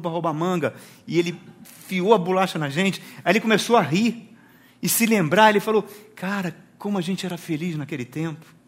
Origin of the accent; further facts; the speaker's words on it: Rio de Janeiro, Brazil; moved away; fui lá no bairro que eu nasci, lá na Penha, no Rio de Janeiro